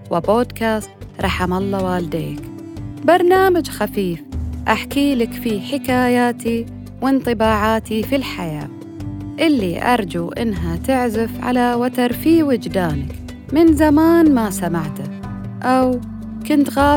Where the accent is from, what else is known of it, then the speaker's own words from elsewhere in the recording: Saudi Arabia; يعني إحنا كسعوديين بمختلف مناطقنا ومذاهبنا